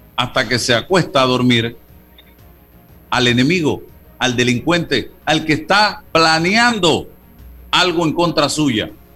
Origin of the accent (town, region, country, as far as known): Panama